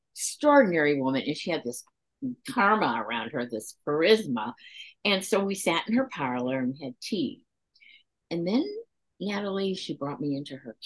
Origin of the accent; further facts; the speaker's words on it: Green Bay, Wisconsin, United States; now in St. Louis, United States; I grew up in Green Bay, Wisconsin